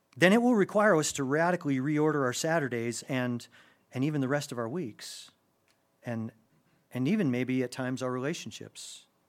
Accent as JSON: {"language": "English", "country": "United States", "said": "as an American"}